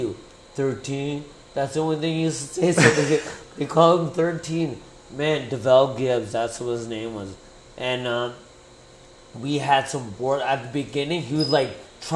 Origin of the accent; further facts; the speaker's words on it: Windsor, Ontario, Canada; I'm from Windsor.